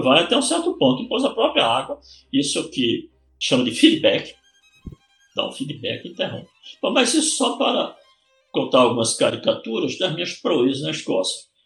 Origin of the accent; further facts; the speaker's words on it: Vitória de Santo Antão, Pernambuco, Brazil; also born or lived in United Kingdom; de Vitória Santo Antão, que foi a terra onde eu nasci